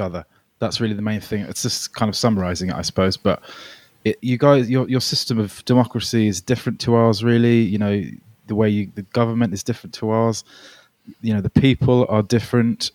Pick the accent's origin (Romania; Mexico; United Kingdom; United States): United Kingdom; also born or lived in Melbourne, Australia; I moved to the U K when I was nine